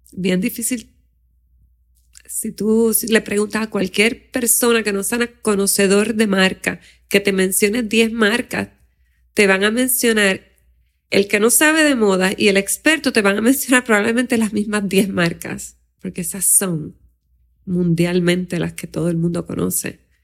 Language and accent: Spanish; Aguadilla, Puerto Rico; now in San Juan metropolitan area, Puerto Rico; yo nací en Aguadilla, en un pueblo pequeño